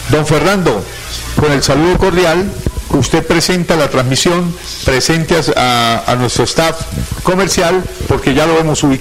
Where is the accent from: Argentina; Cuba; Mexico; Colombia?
Colombia; como cualquier colombiano aficionado al fútbol